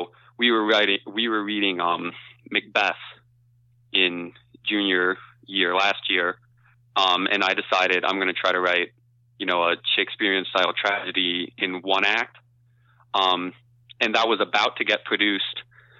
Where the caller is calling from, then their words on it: Kent, Ohio, United States; I'm coming from Kent, Ohio. So just outside of Kent State University.